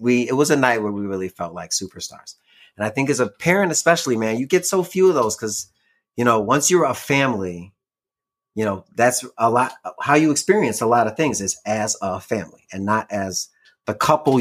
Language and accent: English; Illinois, United States; moved away as an adult; now in California, United States; Like, I'm from Illinois.